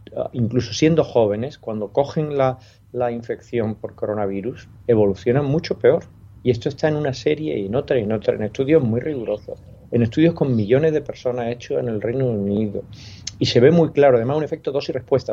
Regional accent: Spain; especialmente en nuestro país

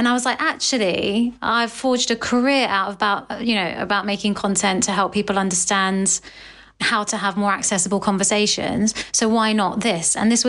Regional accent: United Kingdom; the duality of being British and Asian, which I obviously am

